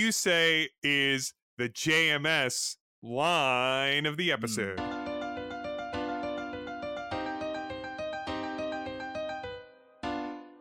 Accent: Connecticut, United States; now in Chicago, United States; we're from Connecticut.

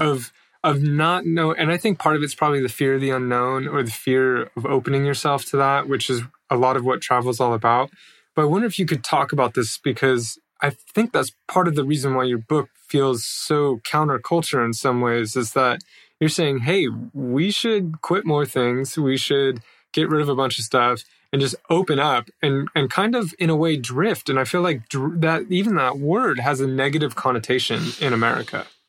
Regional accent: United States; moved away as an adult

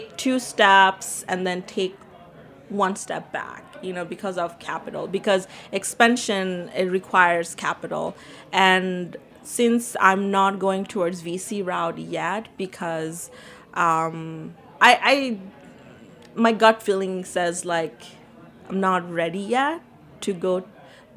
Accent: New York City, New York, United States; also born or lived in Bangladesh; I was born in Bangladesh, and I grew up in Queens

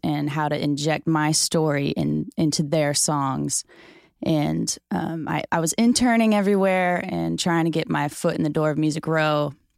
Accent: St. Louis, Missouri, United States; moved away as an adult; now in Nashville, United States; I'm from Saint Louis

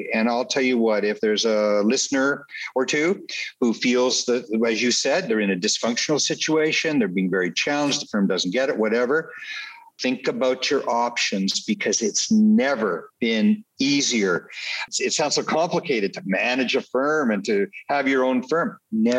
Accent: Canada; I was born and raised in Canada

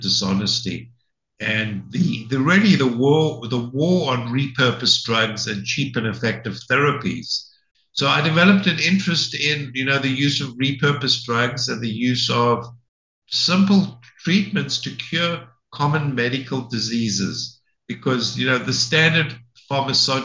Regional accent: South Africa; moved away as an adult; also born or lived in London, Ontario, Canada; now in United States; So I'm South African. I did my training in South Africa in internal medicine.

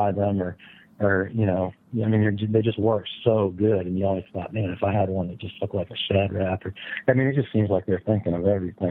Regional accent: Pennsylvania, United States; growing up in Pennsylvania

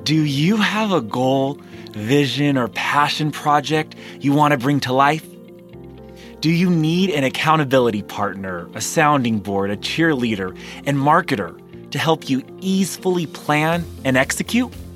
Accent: California, United States; growing up in California in a very small conservative town

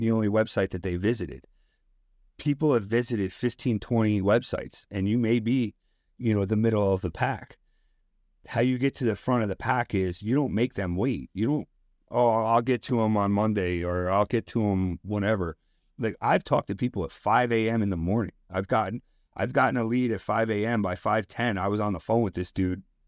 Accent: Westchester, New York, United States; now in Bronx, United States; I live in the Bronx. I grew up in Westchester

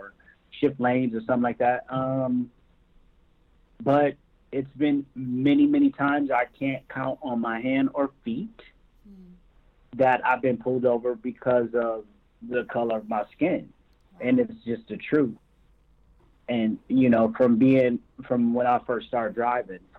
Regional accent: Michigan, United States; now in California, United States; growing up in Michigan

